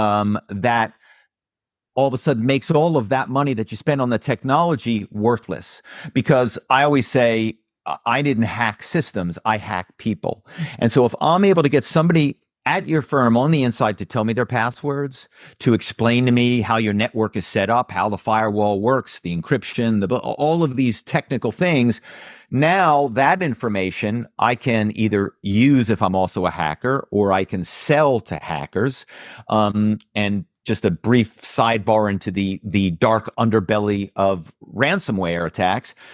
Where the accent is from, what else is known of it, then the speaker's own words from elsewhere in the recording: Philadelphia, Pennsylvania, United States; my hometown is Philadelphia